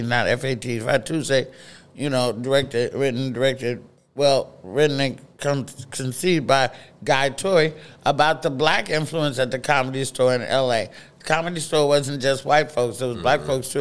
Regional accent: Oakland, California, United States; Oakland, California, where I was raised

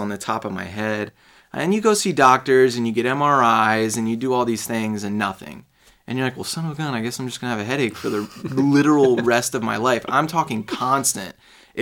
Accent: Fuquay-Varina, North Carolina, United States; also born or lived in Raleigh, North Carolina / Chicago / Charlotte, North Carolina; now in St. Petersburg, United States; I mainly grew up in a town called Fuquay Varina

